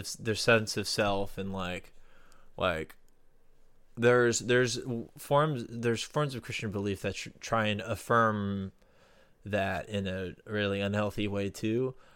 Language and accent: English; Florida, United States; my home state of Florida